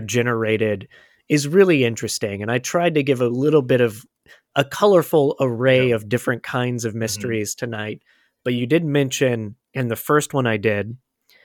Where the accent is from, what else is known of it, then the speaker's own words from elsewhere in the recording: Florida, United States; I grew up in Florida